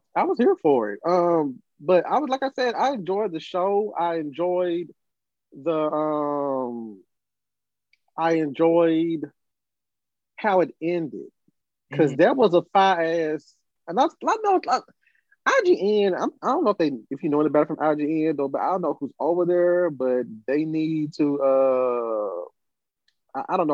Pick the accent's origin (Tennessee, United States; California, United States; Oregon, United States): Tennessee, United States; Brownsville; we're both from Tennessee. Um, in my hometown, I was a, I was nervous about. I, oh, I was never. I was upset because they took kind of. They had uh, how can I put it? A footloose like situation with comic books. When I turned ten or eleven years old, they took out all the comic books out of Browns out of Brownsville